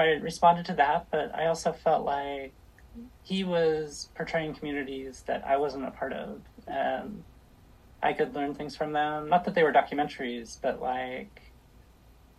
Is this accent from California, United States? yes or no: yes; Los Angeles, California, United States; now in Portland, United States; I grew up